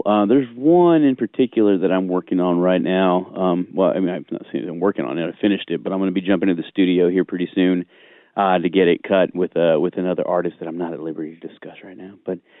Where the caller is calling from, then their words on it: Nashville, Tennessee, United States; I'm in Nashville right now.